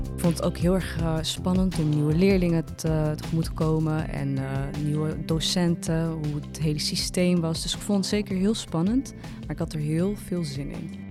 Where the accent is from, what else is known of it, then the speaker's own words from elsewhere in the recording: Amsterdam, North Holland, Netherlands; ik kom uit Amsterdam. Dus ik ken de stad goed